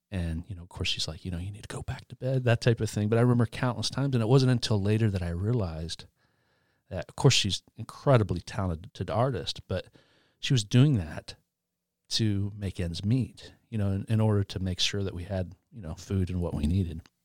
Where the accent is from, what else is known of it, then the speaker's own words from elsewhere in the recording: Albany, Indiana, United States; also born or lived in Muncie, Indiana; Grew up in Albany, which is a small town outside of Muncie.